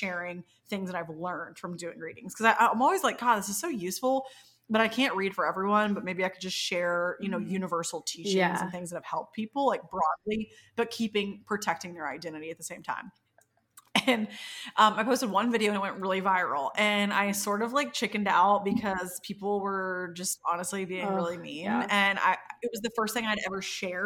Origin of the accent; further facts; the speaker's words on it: the South, United States; growing up in the South